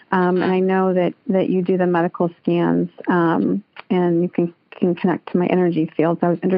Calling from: Alamo, California, United States; I'm calling from Alamo, California.

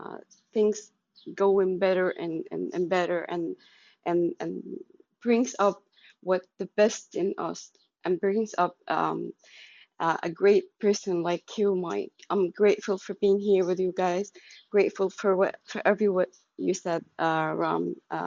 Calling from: Egypt

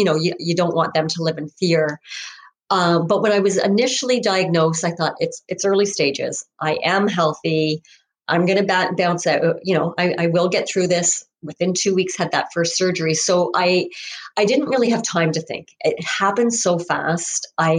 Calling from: Ontario, Canada; I am coming from Ontario, Canada.

